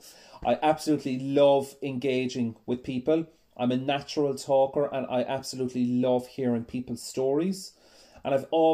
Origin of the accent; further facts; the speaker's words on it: Ennis, Munster, Ireland; I was born in Ennis in County Clare, which is in the west coast of Ireland.